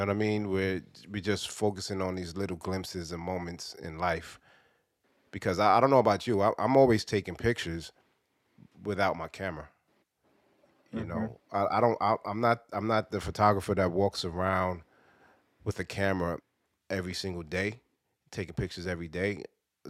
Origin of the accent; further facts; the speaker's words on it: New York City, New York, United States; growing up in Brooklyn in the 80s and the 90s